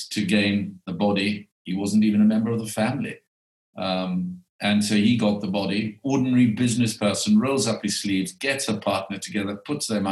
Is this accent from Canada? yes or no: no; South Africa; I was born in South Africa